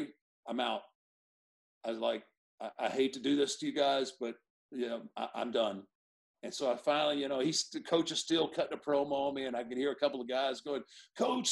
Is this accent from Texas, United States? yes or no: yes; Houston, Texas, United States; I grew up in Houston with Paul Bosch's Houston Wrestling